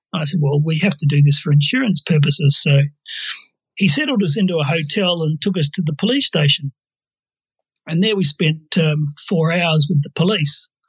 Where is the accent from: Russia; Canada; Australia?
Australia; also born or lived in North Queensland / Papua New Guinea; We're Australian